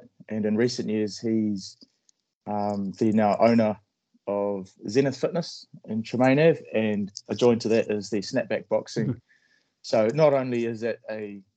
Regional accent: Palmerston North, Manawatū-Whanganui, New Zealand; I was raised in Palmerston North, so that's the North Island of New Zealand

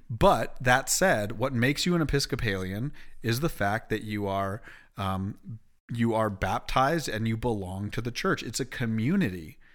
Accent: Canada; moved away; also born or lived in Springfield, Illinois; being Canadian.

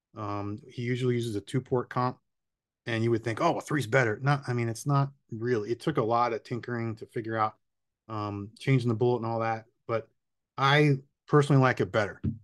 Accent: Miami, Florida, United States; I'm born and raised in Miami, still here.

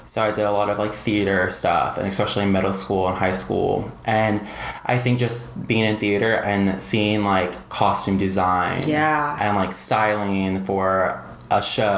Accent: San Antonio, Texas, United States; So growing up in San Antonio is kind of similar in a way to Austin being here, but growing up in San Antonio is just kind of just an interesting city.

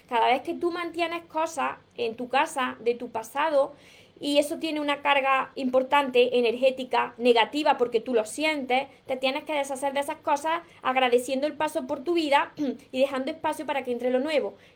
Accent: Canary Islands, Spain; Yo soy de Canarias y me llegó en dos días.

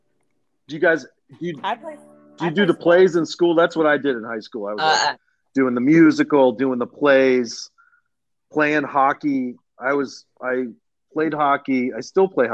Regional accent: Pittsburgh, Pennsylvania, United States; moved away; I grew up in the North Hills of Pittsburgh, Allison Park

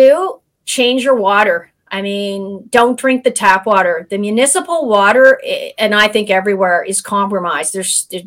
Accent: Canada; we're both Canadian

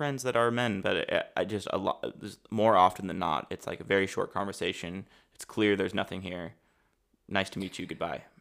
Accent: United States; moved away as an adult; now in Germany; I am from the States

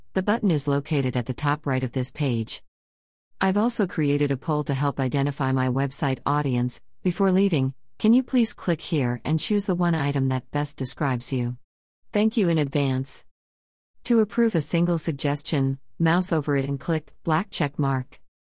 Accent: Kenosha, Wisconsin, United States; A group of Vietnam veterans in my hometown started meeting in a park

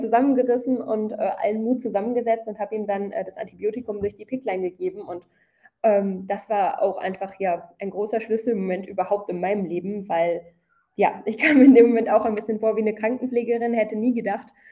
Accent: Krefeld, North Rhine-Westphalia, Germany; moved away as an adult; also born or lived in United States; now in South India, India; ich komme aus Krefeld in NRW

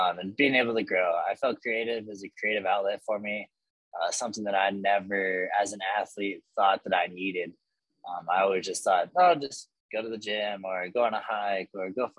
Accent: Bayfield, Colorado, United States; I am from Southwest Colorado, a small little town outside of Durango called Bayfield. So I went to Bayfield High School there

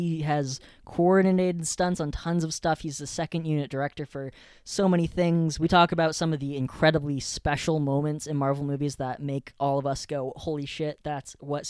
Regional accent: California, United States; because we're from California

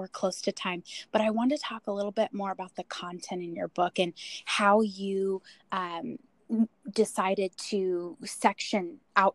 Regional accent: Portland, Oregon, United States; I'm from Portland, Oregon

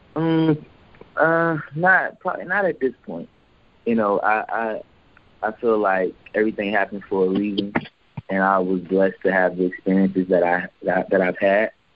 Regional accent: Houston, Texas, United States; now in Atlanta, United States; I'm from Houston, Texas

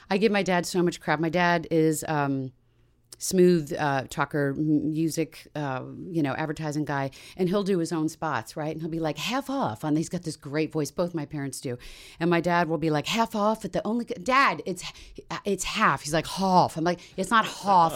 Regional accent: Washington, D.C. area, Maryland, United States; moved away; also born or lived in Montgomery County, Maryland; I grew up in the Washington, D C area

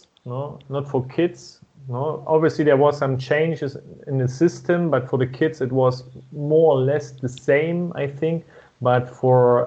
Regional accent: East Germany, Germany; I was born in East Germany

